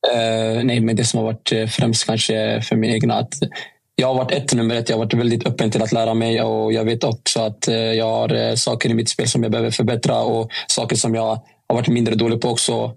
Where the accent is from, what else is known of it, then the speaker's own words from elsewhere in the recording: Stockholm, Stockholm County, Sweden; moved away; Jag var hemma i Stockholm